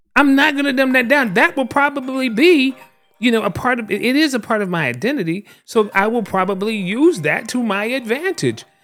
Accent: the South, United States; I'm also a black man born and raised in the South

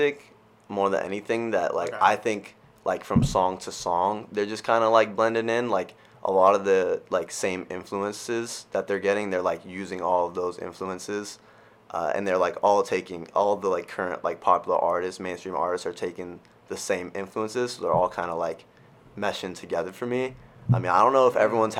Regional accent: California, United States; moved away as an adult; I'm currently a second semester junior at Bentley, and I'm from California

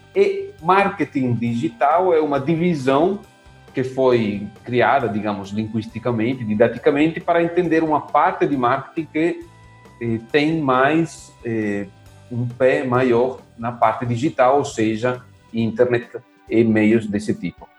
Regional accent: Italy; Portuguese is a second language; moved away as an adult; now in Brazil; eu sou italiano, moro aqui no Brasil há uns 10 anos

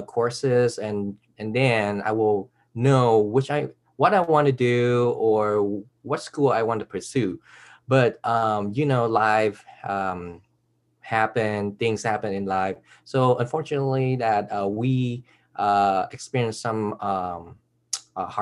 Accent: Bay Area, California, United States; we grew up in the Bay Area where all the technology is going to be

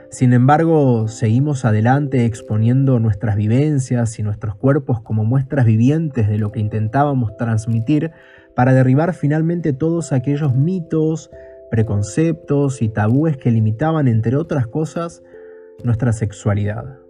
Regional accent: Buenos Aires, Argentina; soy de Buenos Aires, Argentina

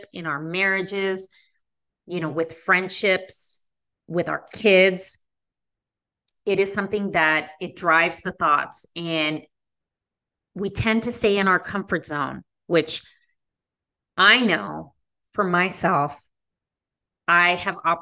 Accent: Las Vegas, Nevada, United States; now in Chicago, United States; I am not from the Midwest. I am a West Coast person. I grew up in Las Vegas

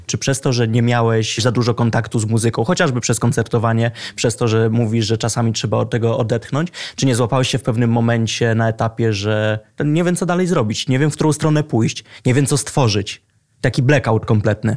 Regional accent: Lublin, Lublin Voivodeship, Poland; now in Warsaw, Poland; odkąd wyjechałem z Lublina i przeprowadziłem się do Warszawy

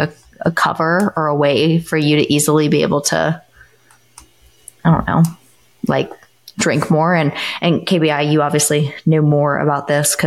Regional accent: United States; we are all from the United States

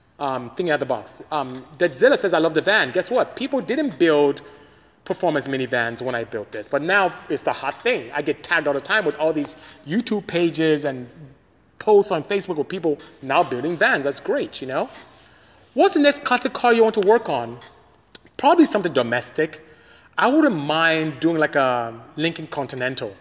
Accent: Nigeria; moved away; I am from Nigeria, West Africa. That's where I came from

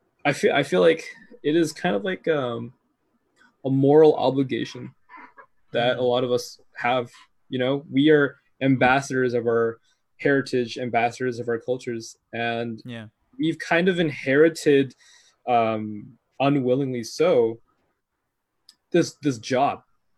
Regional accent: United States; I have an American passport, or that I speak English, or that I grew up in the United States

